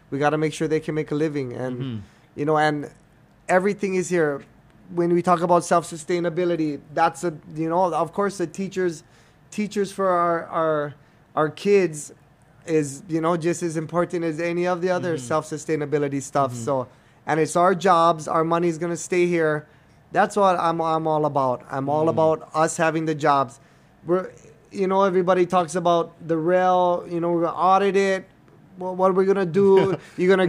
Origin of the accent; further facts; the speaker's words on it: Hawaii, United States; we're all from Hawaii